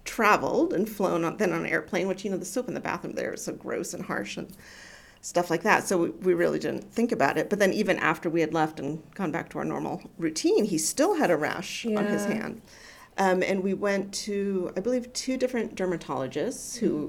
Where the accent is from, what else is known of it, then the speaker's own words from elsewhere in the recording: United States; moved away as an adult; now in Kenya; I'm American, even though I don't always look like it, especially with my mouth shut, and moved to Kenya in 2011